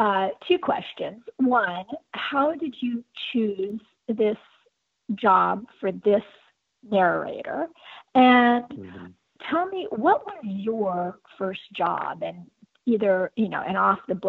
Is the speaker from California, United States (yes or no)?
yes; Southern California, United States; I grew up in Southern California too.